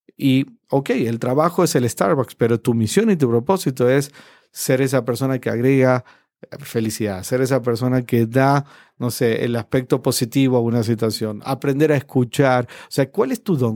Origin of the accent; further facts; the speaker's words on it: Argentina; moved away; en mi país, en, Argentina, ya me fui hace mucho tiempo